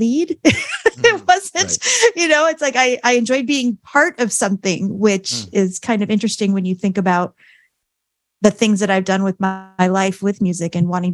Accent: Arizona, United States; also born or lived in Staten Island, New York / Gilbert, Arizona; I call myself a native Arizonan because I moved here from Staten Island, New York when I was 5.

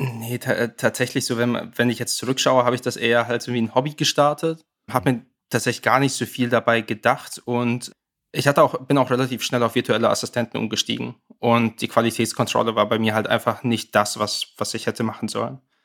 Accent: near Hanover, Lower Saxony, Germany; komme aus der Nähe von Hannover

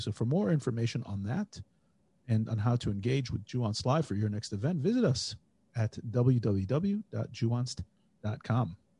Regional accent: United States; moved away as an adult; now in Israel; We're two Jewish guys. We grew up in America, we live in Israel

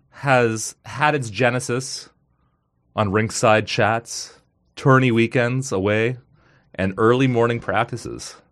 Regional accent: Kanata, Ontario, Canada; I grew up in Kanata, so I loved, like, as a kid going to Sundance Games was awesome

